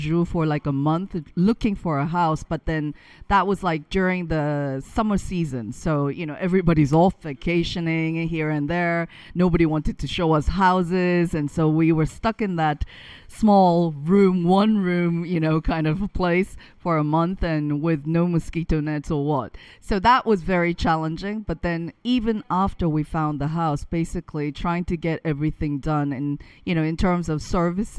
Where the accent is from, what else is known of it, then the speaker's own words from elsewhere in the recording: South Korea; now in Manosque, France; I come from Korea, where everything is just instantaneous